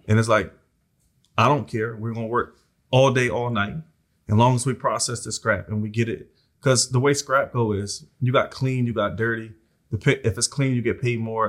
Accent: Philadelphia, Pennsylvania, United States; I grew up in South Philly

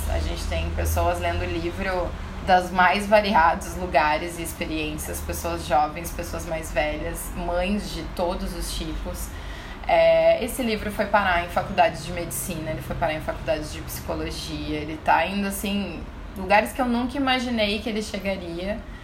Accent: Porto Alegre, Rio Grande do Sul, Brazil; Eu sou de Porto Alegre, sou da capital mesmo

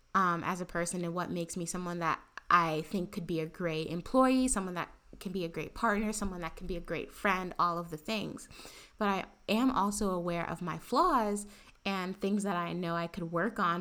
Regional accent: New York City, New York, United States; also born or lived in Harlem, Manhattan; I grew up in the Bronx and, and went to school in the Bronx

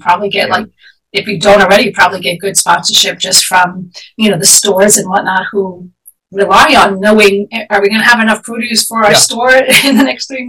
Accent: New York City, New York, United States; also born or lived in Long Island; I was born and raised in Manhattan, and it's a city

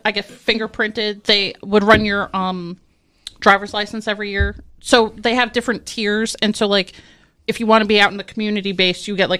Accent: New Jersey, United States; moved away as an adult; also born or lived in Virginia; I grew up in Central Jersey, so I would say I'm like a Rutgers fan.

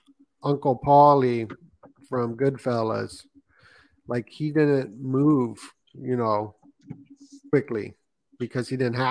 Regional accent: Las Vegas, Nevada, United States; Yeah, I grew up in Vegas, so I lived in a nice neighborhood, right? And that's where the mafia lived.

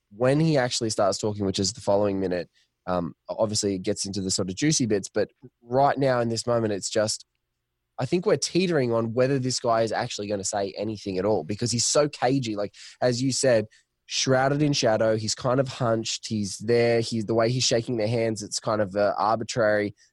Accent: Australia; speaking as an Australian

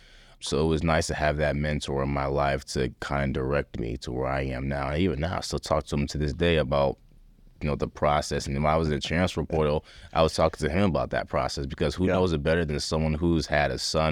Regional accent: Liberia; And I want my children to understand how blessed they are, because me growing up in Liberia, I didn't have that. I didn't have the luxury of that.

